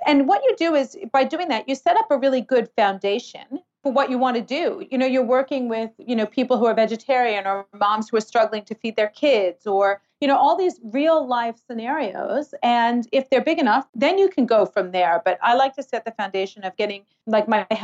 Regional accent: New York City, New York, United States; now in Australia; I'm from New York City

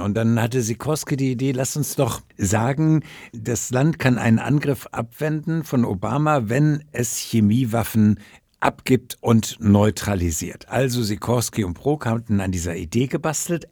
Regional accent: Ruhr area, North Rhine-Westphalia, Germany; aus meiner Heimat Ruhrgebiet

